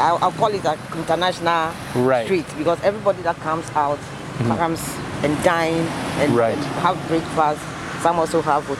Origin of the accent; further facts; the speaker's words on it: Volta, Ghana; also born or lived in Nigeria; I'm from the Volta region.